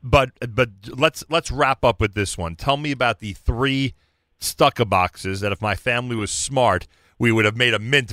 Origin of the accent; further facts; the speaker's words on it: Newark, New Jersey, United States; moved away as an adult; also born or lived in Lower East Side, New York; now in New York, United States; I grew up in Newark, New Jersey